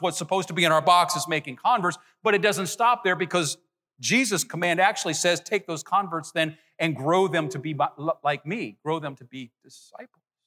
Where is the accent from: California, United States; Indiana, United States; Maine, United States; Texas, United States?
Indiana, United States; Nappanee; moved away; my hometown, Napanee, Indiana, northern Indiana